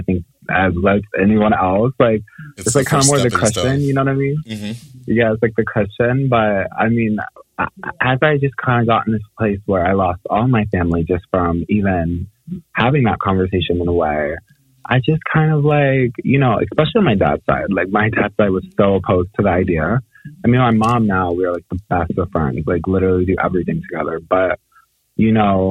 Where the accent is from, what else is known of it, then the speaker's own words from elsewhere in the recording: Baltimore, Maryland, United States; I'm from Baltimore